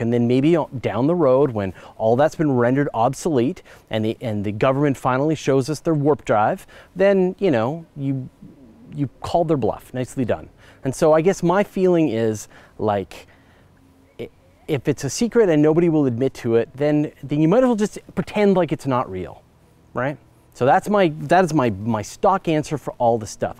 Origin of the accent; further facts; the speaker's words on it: Canada; I'm Canadian